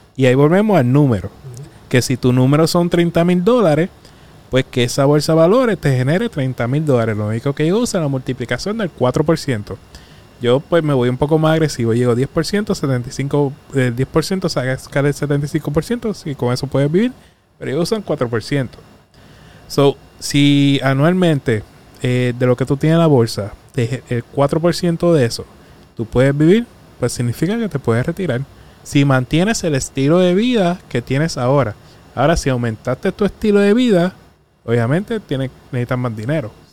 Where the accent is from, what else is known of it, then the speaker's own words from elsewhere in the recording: Arroyo, Puerto Rico; also born or lived in Mayagüez; me crié en Arroyo